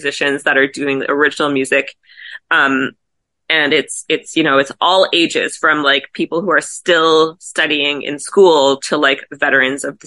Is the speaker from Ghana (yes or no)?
no; Montreal, Quebec, Canada; moved away as an adult; now in Toronto, Canada; I was born and raised in Montreal